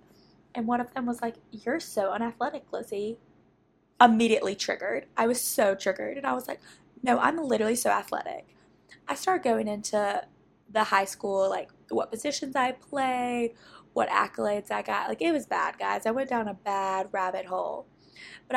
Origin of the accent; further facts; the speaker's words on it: Jackson, Mississippi, United States; I live in my hometown